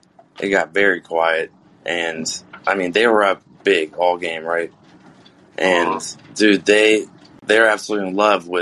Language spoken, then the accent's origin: English; Columbus, Ohio, United States